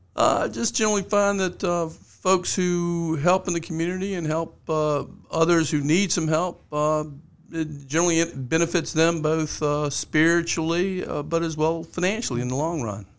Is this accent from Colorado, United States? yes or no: no; Richmond, Virginia, United States; I grew up in Richmond. In Richmond, you were either a Redskin fan or a Cowboy fan